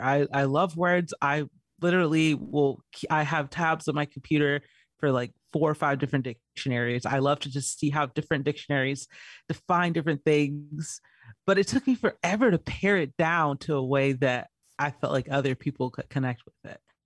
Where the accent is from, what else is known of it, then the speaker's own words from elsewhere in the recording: Georgia, United States; also born or lived in California; now in Arizona, United States; I was born in California, raised in Georgia